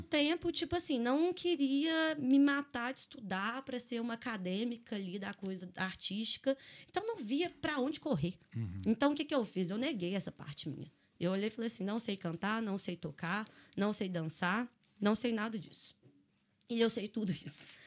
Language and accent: Portuguese; Belo Horizonte, Minas Gerais, Brazil; accent: mineirês; moved away as an adult; also born or lived in Araxá, Brazil / China / Australia; now in Dublin, Ireland; sou de Araxá, né? Uhum. Mas mudei para Belo Horizonte muito cedo